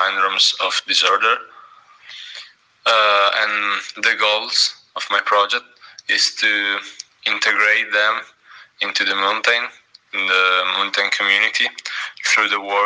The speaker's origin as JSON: {"language": "English", "town": "Coazze", "region": "Piedmont", "country": "Italy", "said": "I come from Coazze, a small town at the foot of the mountain."}